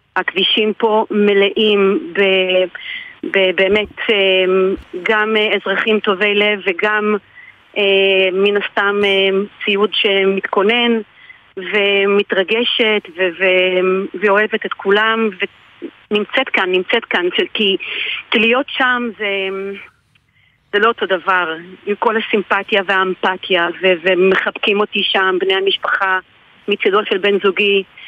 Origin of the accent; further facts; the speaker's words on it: Israel; also born or lived in Adelaide, Australia; now in Australia; אני ישראלית שחיה באוסטרליה